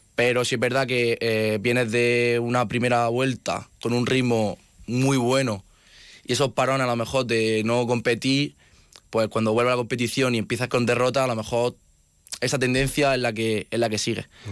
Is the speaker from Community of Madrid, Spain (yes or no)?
no; Region of Murcia, Spain; moved away as an adult; now in Pamplona, Spain; como en casa, como en Murcia